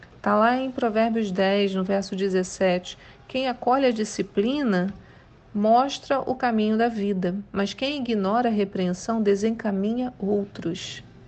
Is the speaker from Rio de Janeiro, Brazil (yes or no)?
yes; São Gonçalo, Rio de Janeiro, Brazil; Mas eu sou de São Gonçalo, né? Então não posso nem dizer que sou carioca da Gema